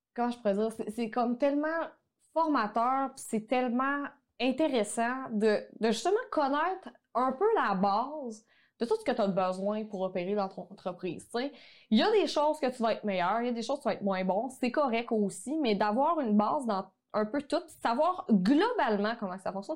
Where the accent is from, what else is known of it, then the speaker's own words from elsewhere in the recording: Quebec, Canada; accent: québécois; mon accent québécois